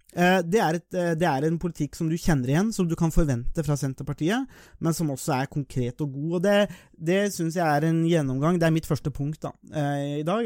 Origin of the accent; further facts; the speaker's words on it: Nesbyen, Buskerud, Norway; jeg er jo fra Nesbyen